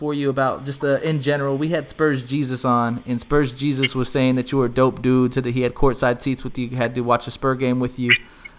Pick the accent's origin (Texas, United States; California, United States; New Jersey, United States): Texas, United States; Smithville; moved away; also born or lived in San Antonio, Texas; I'm from Smithville, Texas, home of ….